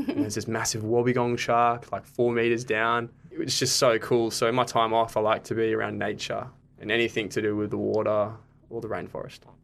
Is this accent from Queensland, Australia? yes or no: yes; Gold Coast, Queensland, Australia; moved away as an adult; now in Brisbane, Australia; I'm originally from the Gold Coast